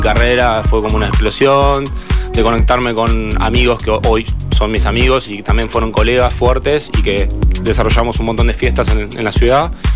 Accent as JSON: {"language": "Spanish", "town": "Carhué", "region": "Buenos Aires Province", "country": "Argentina", "also_born_or_lived": "Rosario", "said": "Yo soy de Carué, de una localidad de provincia de Buenos Aires, que tiene 10.000 habitantes."}